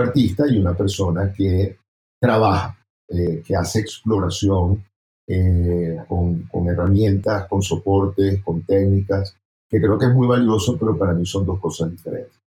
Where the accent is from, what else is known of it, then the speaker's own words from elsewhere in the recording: Venezuela; moved away as an adult; now in Bogotá, Colombia; soy venezolano, salí de, del país hace ya 10 años, viviendo aquí en Bogotá.